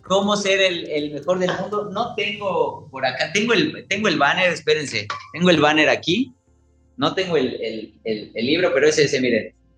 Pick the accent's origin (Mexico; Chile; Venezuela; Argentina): Mexico; nosotros como mexicanos